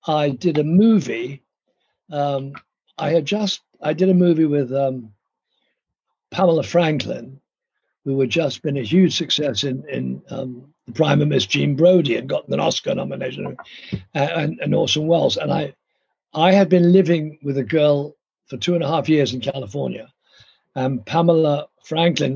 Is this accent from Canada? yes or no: no; London, United Kingdom; moved away; I grew up in London with wonderful parents